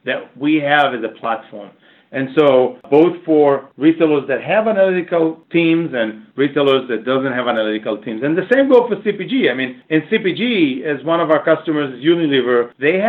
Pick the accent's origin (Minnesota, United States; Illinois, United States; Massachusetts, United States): Massachusetts, United States; Boston; I'm from Boston